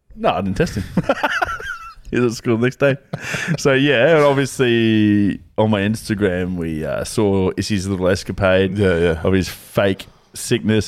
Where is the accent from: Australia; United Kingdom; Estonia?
Australia; Brisbane, Queensland; I'm from Australia. My tribe is Queensland. My sub tribe is Brisbane.